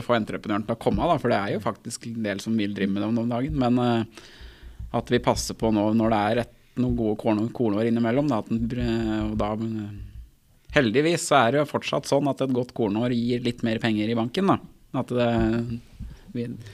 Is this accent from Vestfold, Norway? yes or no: no; Akershus, Norway; jeg er jo fra Akershus sjøl og er medlem i Akershus